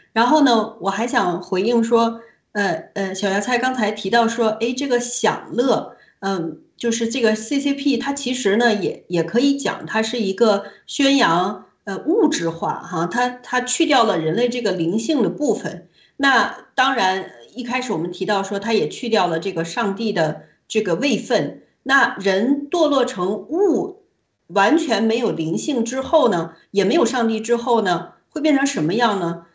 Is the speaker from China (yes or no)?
yes; China; moved away; 我们都是从大陆，呃，出来的人，也在大陆生活的时间不短